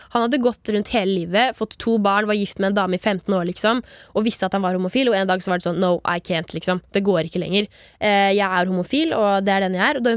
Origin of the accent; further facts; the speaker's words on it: Grimstad, Agder, Norway; Jeg er fra Grimstad.